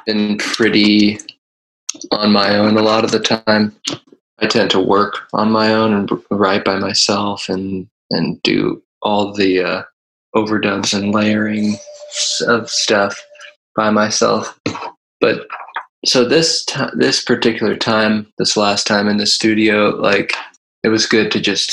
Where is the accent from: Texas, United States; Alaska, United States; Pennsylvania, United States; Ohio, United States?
Ohio, United States; I grew up in Ohio, which is like northeast